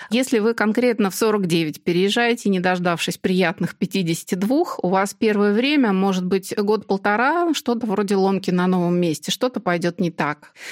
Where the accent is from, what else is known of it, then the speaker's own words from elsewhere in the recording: Moscow, Russia; И при том, что я родилась и живу в Москве, вот мне идеально подошел Нижний Тагил.